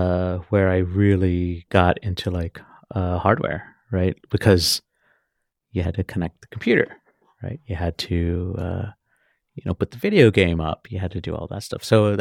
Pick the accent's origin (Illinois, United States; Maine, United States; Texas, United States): Texas, United States; Austin; also born or lived in Oceanside, California; I'm from Texas. I was born in Oceanside, California.